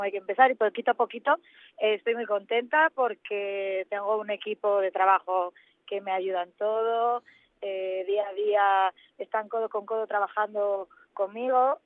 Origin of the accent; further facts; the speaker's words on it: Asturias, Spain; moved away as an adult; now in Madrid, Spain; Asturias en mi tierra, eh, eh, la que nací y la que tanto quiero y echo de menos